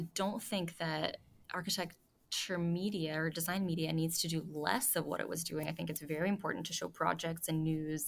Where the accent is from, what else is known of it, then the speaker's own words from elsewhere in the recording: Toronto, Ontario, Canada; moved away; I'm about to go to Toronto, my hometown